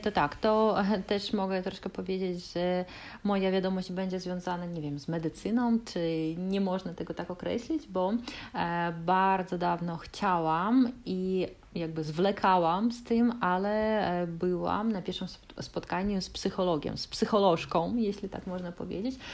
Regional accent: Kaliningrad, Kaliningrad Oblast, Russia; Polish is a second language; my jesteśmy z Kaliningradu

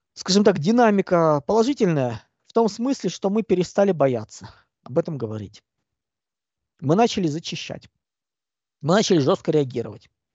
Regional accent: Russia; Я человек русский. По культуре, по сознанию

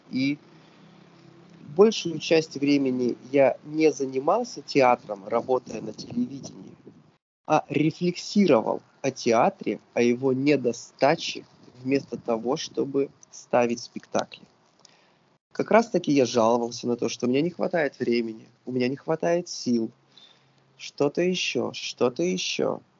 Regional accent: Sochi, Krasnodar Krai, Russia; now in Saint Petersburg, Russia; Несмотря на то, что я не коренной петербуржец, Питер это абсолютно мой город, и я когда как только я приехал в Питер, я приехал еще и там путешествие было интересно. Я приехал из Сочи.

